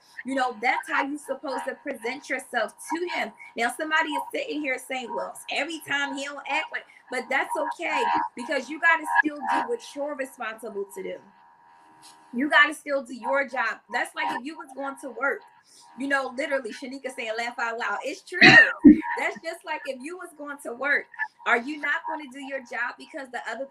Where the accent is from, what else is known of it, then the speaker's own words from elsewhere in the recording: Philadelphia, Pennsylvania, United States; I'm from Philadelphia